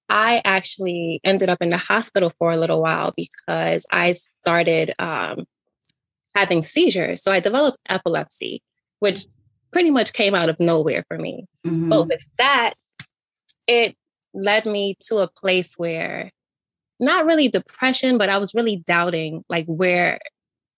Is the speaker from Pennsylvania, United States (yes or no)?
no; New York City, New York, United States; moved away as an adult; also born or lived in Connecticut; I was born and raised in Brooklyn, New York in the 90s. I lived in New York for about 19 years until I started college in Connecticut